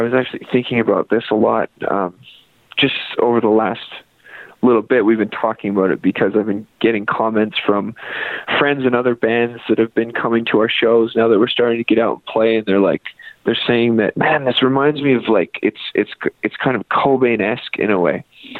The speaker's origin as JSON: {"language": "English", "town": "Fort St. John", "region": "British Columbia", "country": "Canada", "also_born_or_lived": "Nashville / Kentucky / Vancouver", "lives_now": "Calgary, Canada", "said": "No, we're actually from Fort St. John, B.C. So okay. Northern B.C., little oil town up there."}